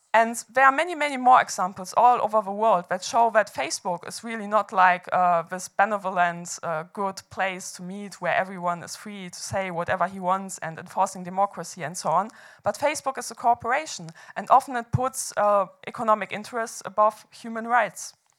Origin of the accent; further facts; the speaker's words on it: Hamburg, Germany; I organized the protest movements in uh, my hometown of Hamburg back then, where, where I studied economics